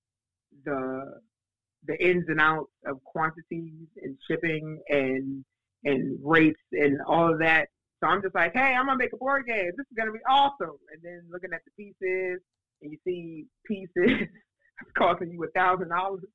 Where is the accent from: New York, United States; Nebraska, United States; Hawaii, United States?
New York, United States; New York City; moved away as an adult; now in South Carolina, United States; when I was growing up in New York